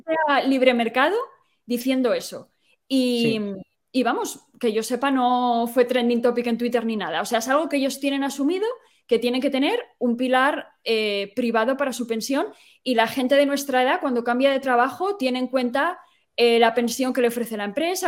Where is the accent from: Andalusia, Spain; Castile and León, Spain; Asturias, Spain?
Asturias, Spain; moved away as an adult; now in Ireland; Yo soy de Asturias